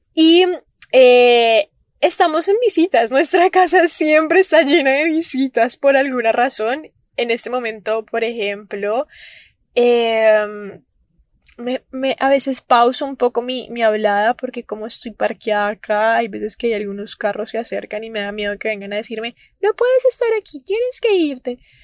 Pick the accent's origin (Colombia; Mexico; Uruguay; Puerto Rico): Colombia; Cali, Valle del Cauca; moved away; la ciudad en donde yo nací, donde yo solía vivir antes de venirme para acá, que es Cali, Colombia.